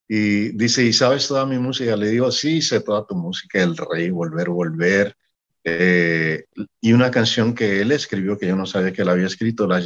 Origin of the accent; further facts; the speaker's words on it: Mexico; also born or lived in Panama / Puerto Rico; yo soy mexicano, tengo acento porque he estado viviendo en Centroamérica, en Panamá, en Puerto Rico, y mi acento se ha arruinado